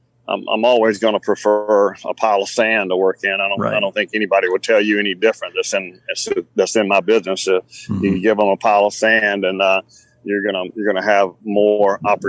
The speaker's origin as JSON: {"language": "English", "region": "South Carolina", "country": "United States", "said": "I'm from South Carolina"}